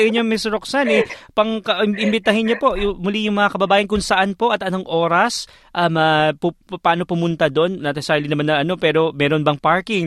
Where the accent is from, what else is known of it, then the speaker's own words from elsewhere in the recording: Philippines; now in Australia; tayong mga Pilipino